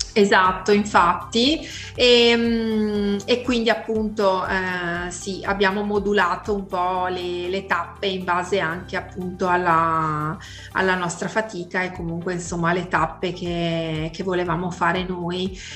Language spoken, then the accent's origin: Italian; Vicenza, Veneto, Italy; noi siamo di Vicenza